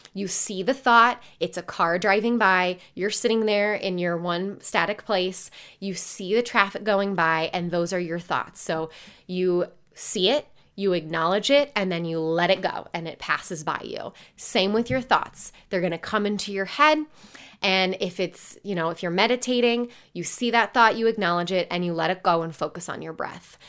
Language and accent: English; Indiana, United States; I grew up in Indiana.